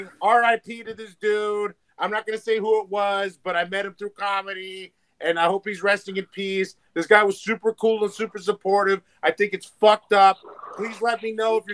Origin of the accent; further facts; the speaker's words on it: United States; I'm an American